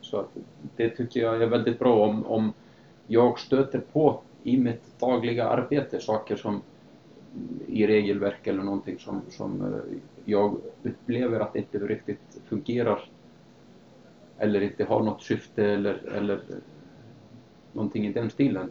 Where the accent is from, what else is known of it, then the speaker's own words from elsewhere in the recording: Akureyri, Northeastern Region, Iceland; moved away as an adult; also born or lived in Sweden / Canada / United States; jag är i alla fall född och uppvuxen på Island, på norra Island, en um, liten stad som heter Akureyri